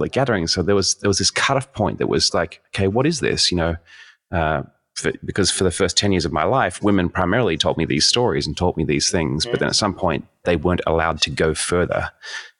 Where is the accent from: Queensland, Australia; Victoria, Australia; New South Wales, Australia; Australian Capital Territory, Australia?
New South Wales, Australia; Sydney; moved away as an adult; now in United States; I was raised in Sydney, Australia